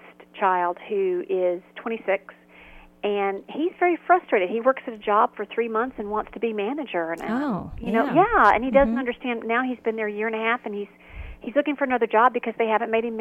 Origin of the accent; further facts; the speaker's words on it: Huntsville, Alabama, United States; growing up in Huntsville, Alabama, we were raised on the Golden Rule